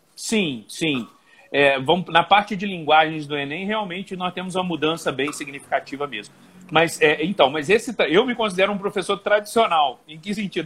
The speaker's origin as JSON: {"language": "Portuguese", "town": "Volta Redonda", "region": "Rio de Janeiro", "country": "Brazil", "tie": "born or raised there", "moved": "as an adult", "lives_now": "Juiz de Fora, Brazil", "said": "eu sou natural de Volta Redonda, estado do Rio de Janeiro, mas vim para Juiz de Fora e adotei Juiz de Fora como cidade em 2000"}